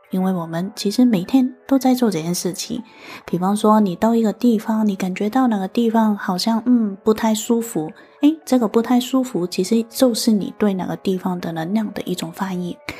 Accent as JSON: {"language": "Chinese", "country": "Hong Kong", "said": "我是来自香港的"}